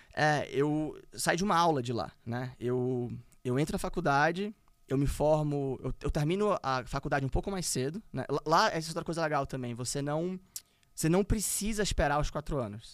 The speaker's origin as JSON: {"language": "Portuguese", "country": "Brazil", "said": "nós éramos sete brasileiros"}